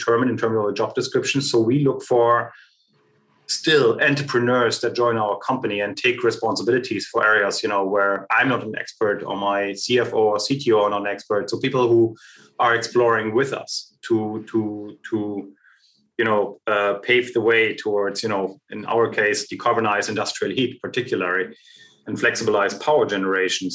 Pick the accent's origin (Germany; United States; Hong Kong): Germany; I was born and raised in East Germany.